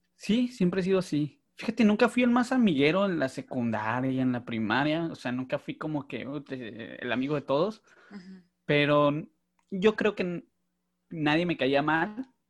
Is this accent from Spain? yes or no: no; Mexicali, Baja California, Mexico; nací en la Ciudad de México, pero ya tengo, me vine a los nueve años, ocho años, perdón, y pues yo digo que soy del norte, soy de Mexicali